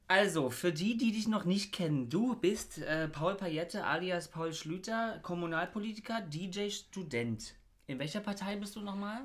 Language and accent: German; Bernau bei Berlin, Brandenburg, Germany; ich komme ja aus Bernau